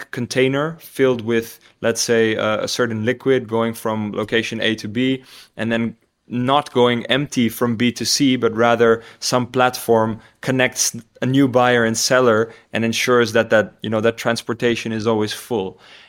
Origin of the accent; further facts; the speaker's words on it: Tanzania; now in Hilversum, Netherlands; So I think what definitely shaped me the most is growing up in Tanzania in East Africa.